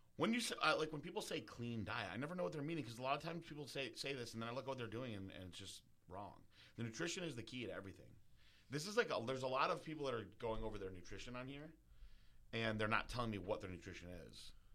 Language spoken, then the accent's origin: English; New Fairfield, Connecticut, United States; I was from New Fairfield